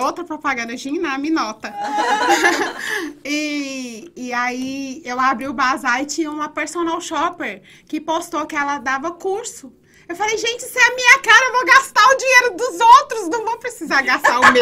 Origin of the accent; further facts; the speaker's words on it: Goiás, Brazil; moved away as an adult; now in United States; O goiano é um um bicho meio sem vergonha com relação a isso. Se a gente ficar perto de uma outra pessoa que tem um sotaque, a gente pega